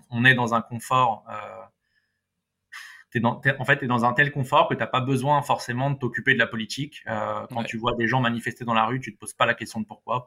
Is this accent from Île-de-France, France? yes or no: yes; Paris, Île-de-France, France; en tant que bon parisien